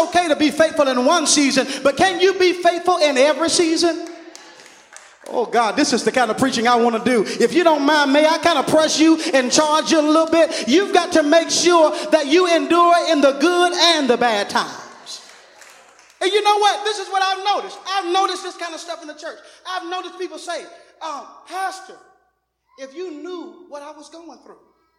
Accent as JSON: {"language": "English", "region": "Alabama", "country": "United States", "said": "and I'm a big NCAA fan, and praise the Lord, Alabama and Auburn, praise the Lord, because I am from Alabama."}